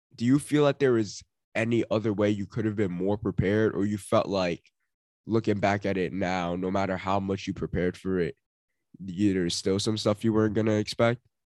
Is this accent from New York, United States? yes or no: yes; New York, United States; being a New Yorker